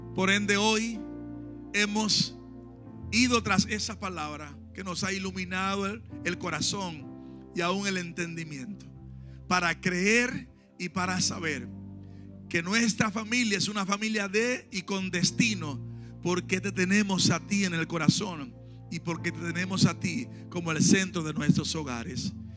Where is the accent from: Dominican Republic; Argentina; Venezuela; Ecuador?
Dominican Republic; moved away; en mi país, que soy dominicano